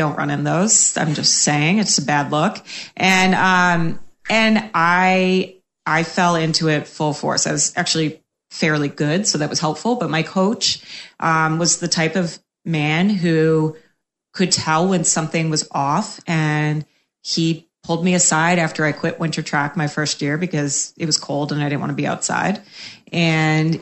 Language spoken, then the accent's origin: English; Cape Cod, Massachusetts, United States; moved away as an adult; also born or lived in Boston; now in Tampa, United States; I'm from Cape Cod, Massachusetts.